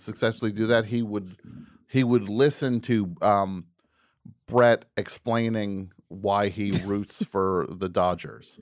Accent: New Jersey, United States; I'm from New Jersey

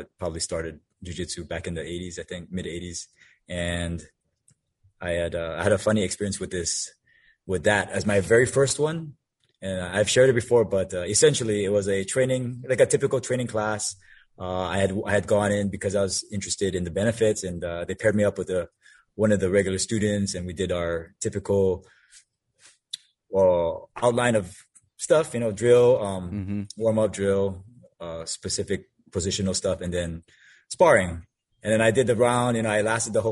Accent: Oahu, Hawaii, United States; moved away as an adult; now in Bellevue, United States; born and raised on Oahu

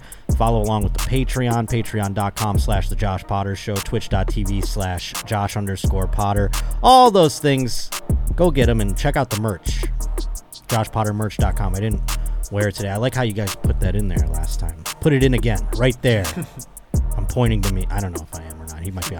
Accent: Buffalo, New York, United States; now in Southern California, United States; Buffalo, New York, my hometown.

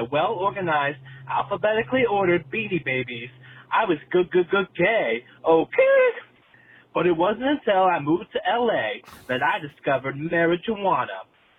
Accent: New York City, New York, United States; accent: New York; As you can tell from my accent, I am from the East Village, NYC, baby. And it was not very easy growing up looking like this.

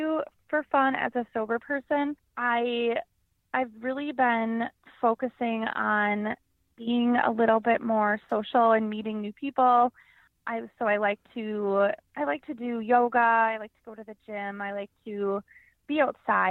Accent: Wisconsin, United States; I'm from Wisconsin. I live here with my husband

